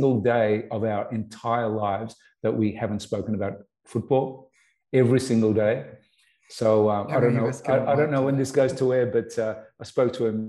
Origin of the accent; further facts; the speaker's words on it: Melbourne, Victoria, Australia; growing up in Collingwood